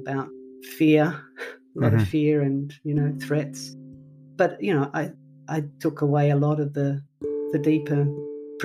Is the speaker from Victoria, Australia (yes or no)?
yes; Melbourne, Victoria, Australia; I grew up in Melbourne, as I said, and I was educated in the Catholic system.